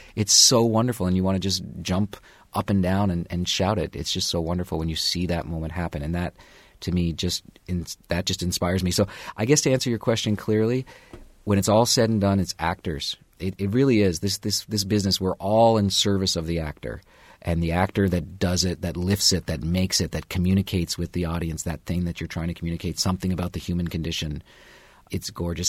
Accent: Canada; also born or lived in New York; now in Bloomington, United States; I'm a Canadian

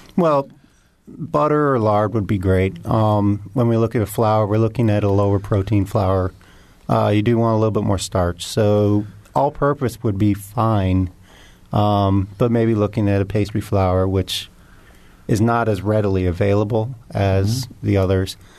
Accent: Indianapolis, Indiana, United States; I grew up in Indianapolis

